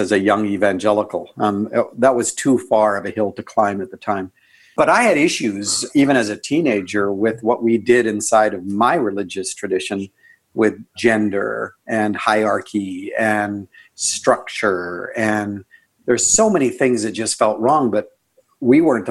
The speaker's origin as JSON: {"language": "English", "country": "Canada", "said": "I'm Canadian."}